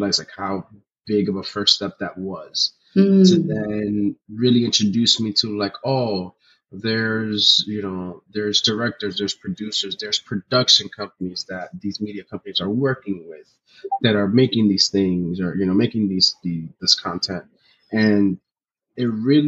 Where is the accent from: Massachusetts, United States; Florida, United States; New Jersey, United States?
New Jersey, United States; Union City; I was born in Jersey, but my parents are Dominican. I'm Dominican, you know, proud Dominican. I grew up in New Jersey, right across the river from New York